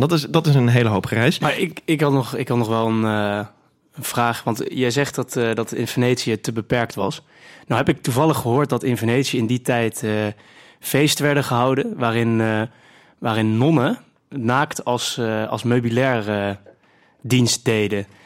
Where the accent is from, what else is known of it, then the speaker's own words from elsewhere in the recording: near Scheveningen, South Holland, Netherlands; wij komen uit de buurt van Scheveningen